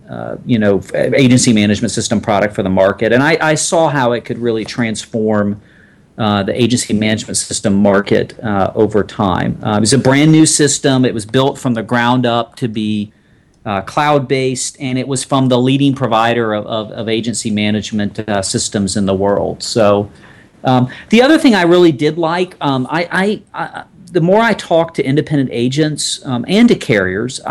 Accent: Atlanta, Georgia, United States; moved away as an adult; also born or lived in North Carolina; I grew up in Atlanta, Georgia

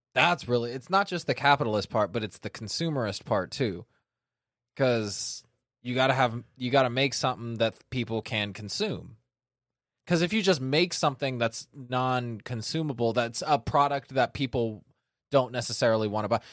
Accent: Sacramento, California, United States; born or raised there

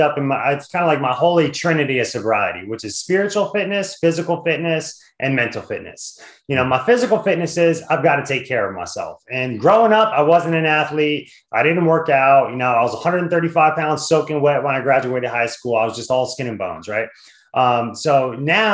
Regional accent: New Jersey, United States; now in Washington, D.C. area, United States; I grew up in Jersey

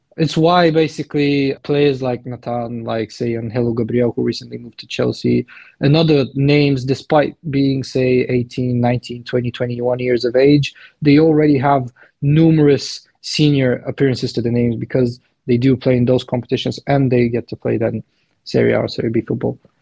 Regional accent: Plovdiv, Plovdiv Province, Bulgaria; I'm from Bulgaria, Plovdiv based. Because I'm Balkan

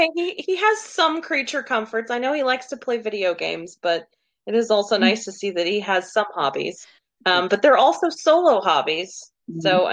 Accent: Oklahoma, United States; I am from Oklahoma. I'm a counselor and I'm 35

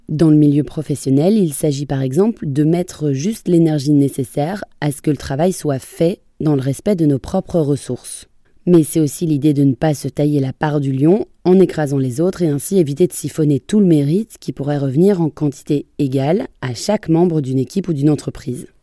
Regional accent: France; chez nous en France

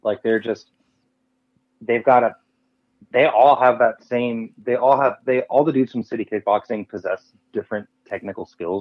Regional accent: South Florida, United States; I grew up in South Florida

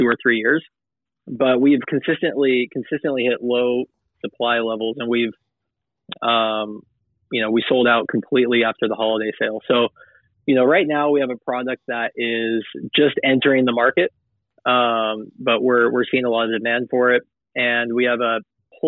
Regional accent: Los Angeles, California, United States; moved away; I'm originally from Los Angeles

